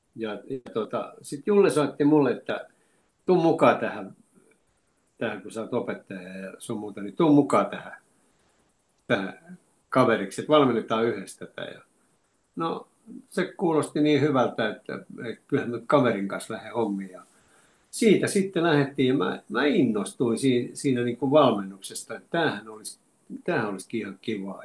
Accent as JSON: {"language": "Finnish", "town": "Lahti", "region": "Päijänne Tavastia", "country": "Finland", "tie": "born or raised there", "also_born_or_lived": "Oulu", "said": "me muutettiin Oulusta Lahteen, kun isä sai täältä, sai täältä tota noin sähköteknikon paikan ja mä olin seitsemänvuotias"}